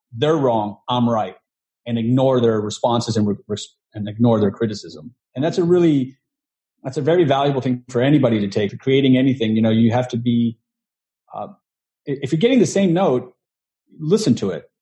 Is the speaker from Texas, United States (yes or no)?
yes; Houston, Texas, United States; now in New York, United States; I'm originally from Texas, from Houston, um, but I came to New York um, trying to pursue the dream